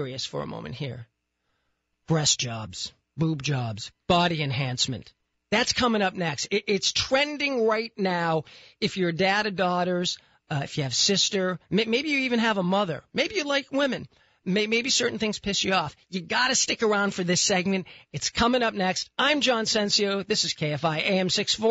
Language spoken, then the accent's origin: English; Boston, Massachusetts, United States; moved away; Boston, my hometown.